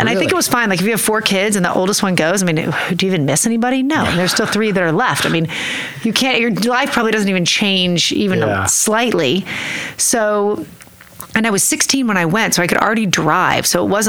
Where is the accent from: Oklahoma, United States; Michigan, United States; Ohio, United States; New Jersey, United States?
Oklahoma, United States; Oklahoma City; also born or lived in Nichols Hills; I grew up in Oklahoma City. I was born at St. Anthony's Hospital. And I lived at 20th and Class until I was five. And then I moved up here to Nichols Hills. And I went to Westminster and I went to Cassidy.